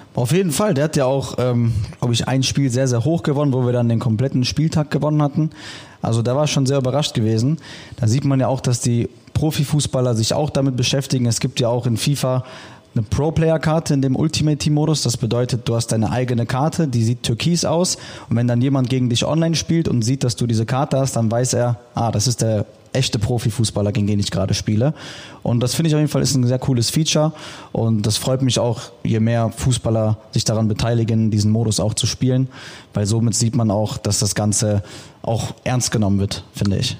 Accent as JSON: {"language": "German", "town": "Düsseldorf", "region": "North Rhine-Westphalia", "country": "Germany", "said": "ich komme aus Düsseldorf"}